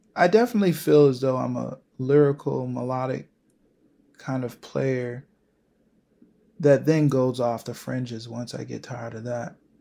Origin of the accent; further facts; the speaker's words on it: Buffalo, New York, United States; moved away as an adult; now in New York City, United States; where I'm from Buffalo, um, even though I've lived in New York City for the past ten years